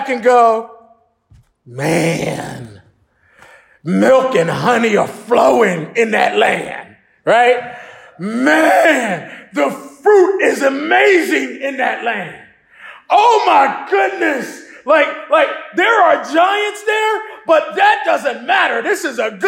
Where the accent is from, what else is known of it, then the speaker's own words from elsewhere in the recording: Philadelphia, Pennsylvania, United States; I grew up Baptist in Philadelphia